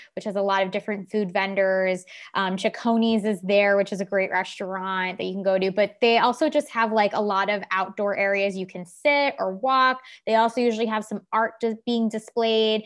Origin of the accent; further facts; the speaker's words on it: Long Island, New York, United States; Growing up on Long Island